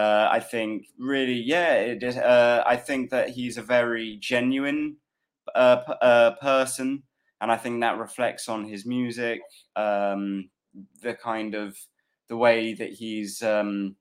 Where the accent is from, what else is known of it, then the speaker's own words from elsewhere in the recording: London, United Kingdom; also born or lived in Peckham, London; I'm from Fulham originally, and I'm living around Peckham these days.